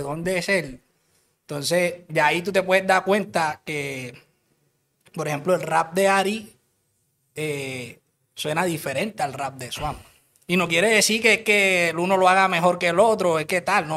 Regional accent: Cartagena, Bolívar, Colombia; yo soy de Cartagena, de Cartagena

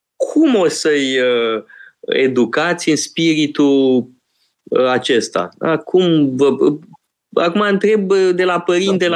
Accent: Romania; măcar eu am crescut în România

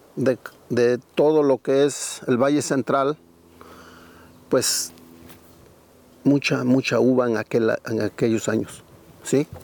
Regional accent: Santa María Tindú, Oaxaca, Mexico; also born or lived in Madera, California; now in Oregon, United States; soy originario del estado de Oaxaca, ¿sí? México, de un pueblito que se llama Santa María Tindú.

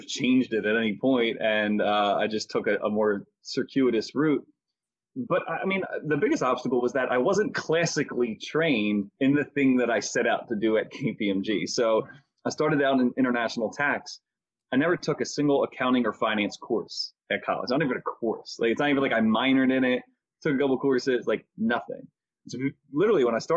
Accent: Philadelphia, Pennsylvania, United States; I was born and raised in the Mayfair section of Philadelphia, in Northeast Philadelphia

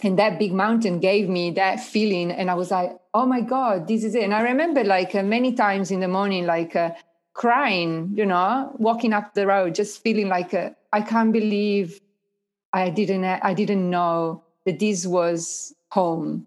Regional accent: Italy; now in Australia; the place where I was born

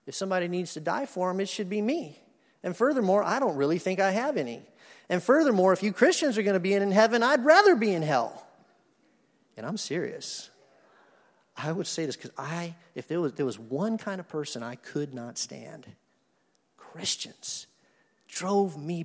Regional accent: Madison, Wisconsin, United States; I was born in Madison, Wisconsin. My parents were going to graduate school there in 1966

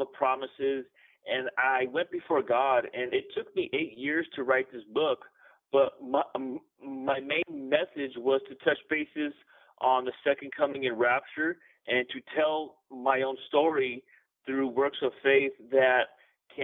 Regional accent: San Bernardino, California, United States; I'm from San Bernardino, California. I was born in California.

